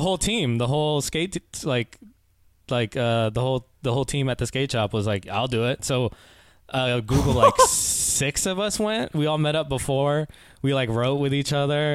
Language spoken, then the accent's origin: English; Oakland, California, United States; also born or lived in Concord, California; I was born and raised in the Bay Area, uh, born in Oakland, and I spent a lot of time in, like, Concord, California.